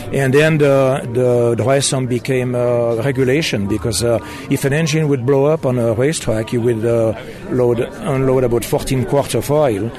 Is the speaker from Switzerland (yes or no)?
yes; Switzerland; moved away as an adult; now in United States; I was born in Switzerland, and uh, after an apprenticeship at uh, Bolex